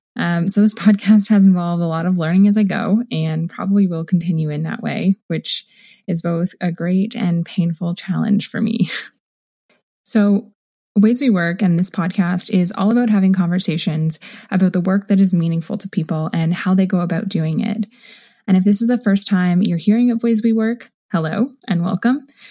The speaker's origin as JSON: {"language": "English", "town": "Waterloo", "region": "Ontario", "country": "Canada", "tie": "born or raised there", "said": "my hometown of Waterloo, Ontario"}